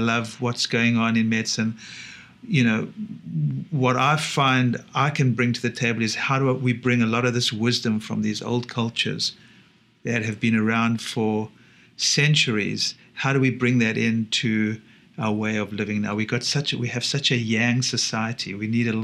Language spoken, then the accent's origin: English; South Africa; growing up in South Africa is lucky